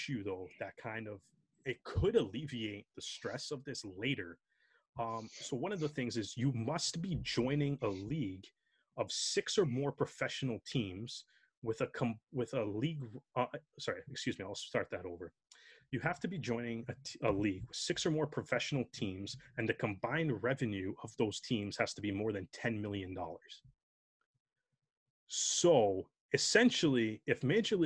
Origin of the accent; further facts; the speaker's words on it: Canada; as Canadian rugby fans